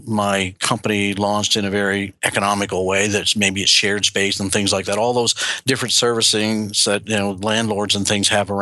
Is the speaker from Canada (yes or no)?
yes; Canada; we as Canadian